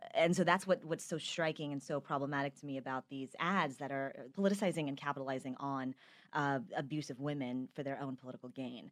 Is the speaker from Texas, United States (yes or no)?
yes; Texas, United States; I'm a Texan